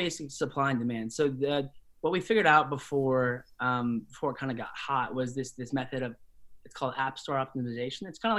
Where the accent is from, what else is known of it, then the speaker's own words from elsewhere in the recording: Spokane, Washington, United States; So I was raised in Spokane, Washington, and Spokane, Washington is more or less a working class city in Eastern Washington.